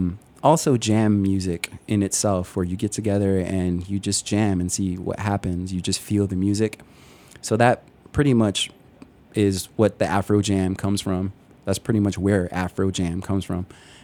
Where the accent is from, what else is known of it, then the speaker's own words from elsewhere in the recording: Chicago, Illinois, United States; All our members, dating back to 2013, we're all from different backgrounds, and we're mostly from Chicago. And as you know, Chicago is like an incredibly diverse city.